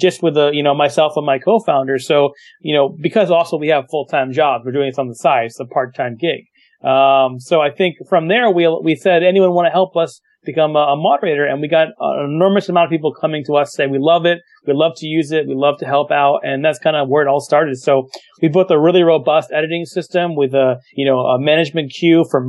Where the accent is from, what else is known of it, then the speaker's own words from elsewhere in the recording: New York City, New York, United States; I'm from New York City